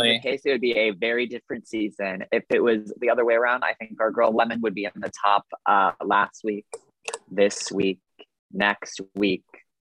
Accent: Boston, Massachusetts, United States; I'm from Boston.

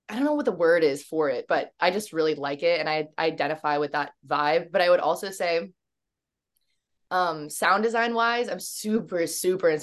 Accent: Virginia, United States; now in Los Angeles, United States; I live in LA, but right now I'm in Virginia, which is my hometown with my parents

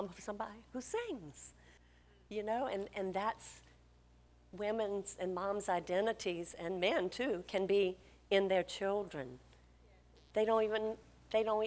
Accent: Louisiana, United States; we're from Louisiana.

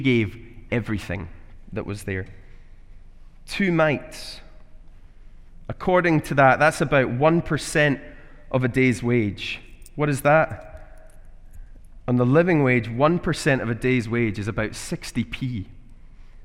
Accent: Glasgow, Scotland, United Kingdom; moved away as an adult; now in Edinburgh, United Kingdom; I'm from Glasgow

